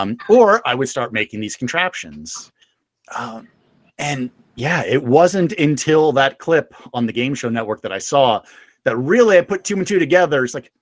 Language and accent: English; England, United Kingdom; When I was young, I grew up in England myself. You know, little known fact, you couldn't tell with the accent.